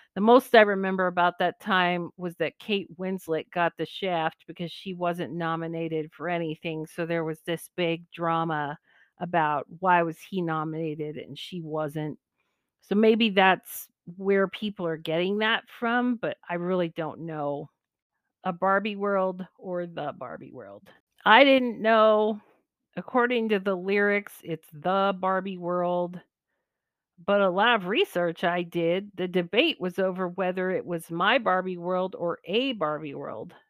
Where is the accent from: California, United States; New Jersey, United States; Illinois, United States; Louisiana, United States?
California, United States; moved away as an adult; I grew up in California, one hour from where the Air Force base is that the space shuttles land